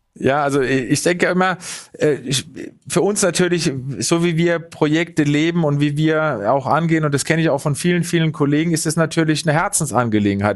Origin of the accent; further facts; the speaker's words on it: Munich, Bavaria, Germany; als Münchner